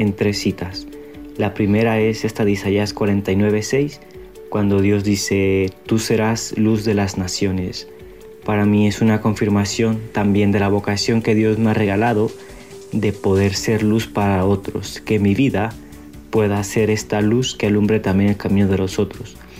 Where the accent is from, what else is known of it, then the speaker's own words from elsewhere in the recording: Mexico; moved away as an adult; now in Medellín, Colombia; soy misionero mexicano